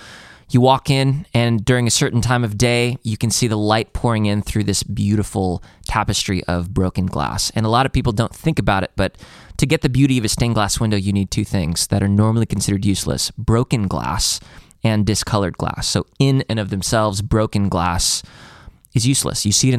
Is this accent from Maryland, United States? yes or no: no; Chicago, Illinois, United States; I'm from Chicago.